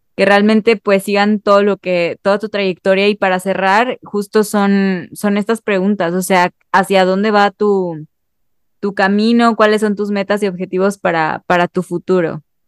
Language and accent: Spanish; Mexico; solamente como mexicano